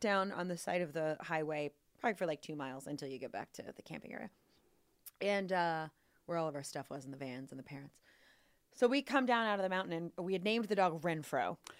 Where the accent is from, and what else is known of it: Louisville, Kentucky, United States; born or raised there